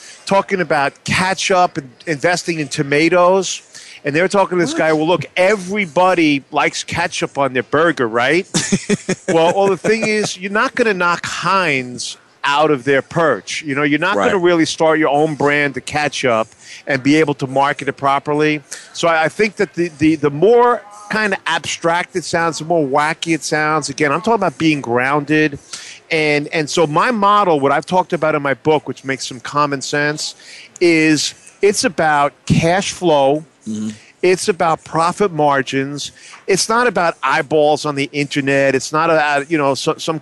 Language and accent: English; New York City, New York, United States; now in New Jersey, United States; I grew up in Manhattan, and we didn't have too many courses on the Upper West Side here